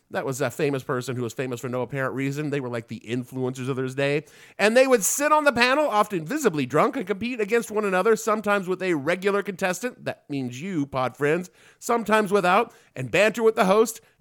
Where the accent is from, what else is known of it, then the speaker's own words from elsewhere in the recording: Southern United States, United States; accent: southern; my southern accent was so thick when I was a kid